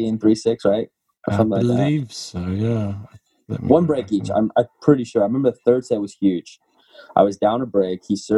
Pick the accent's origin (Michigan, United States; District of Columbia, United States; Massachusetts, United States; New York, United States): District of Columbia, United States; Washington; my hometown tournament in D.C.